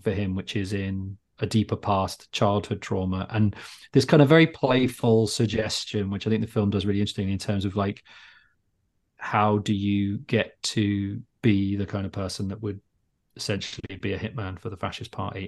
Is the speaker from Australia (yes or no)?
no; Luton, East of England, United Kingdom; I grew up in Luton